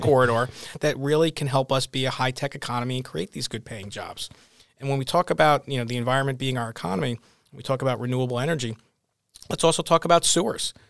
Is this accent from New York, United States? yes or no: yes; Northport, New York, United States; I'm from the North Shore. I grew up in Northport